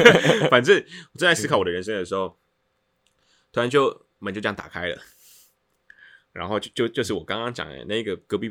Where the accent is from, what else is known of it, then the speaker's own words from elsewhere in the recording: Tainan, Taiwan; 我是台南人，